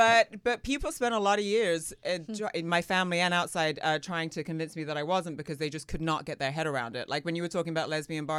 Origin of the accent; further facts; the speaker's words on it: London, United Kingdom; moved away as an adult; My accent is so mangled now. I grew up in London, so I was there until I was, you know, like 18.